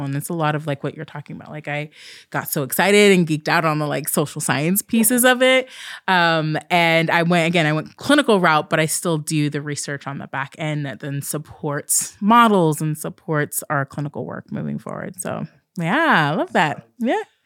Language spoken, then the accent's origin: English; Southern Oregon, United States; also born or lived in Southern California; when I was fairly young, we moved to Southern Oregon, which is a really rural space